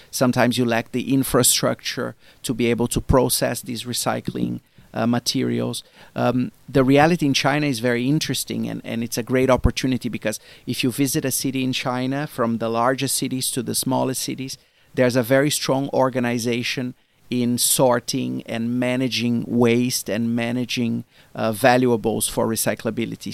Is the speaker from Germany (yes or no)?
no; Brazil; moved away; me as a Brazilian, I come from Brazil originally